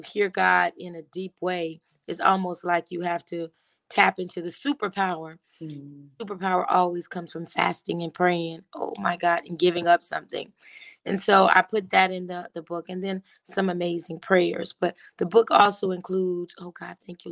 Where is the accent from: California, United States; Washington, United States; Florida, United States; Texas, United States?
Florida, United States; Miami; moved away as an adult; also born or lived in New York; now in Douglasville, United States; I was born and raised in Miami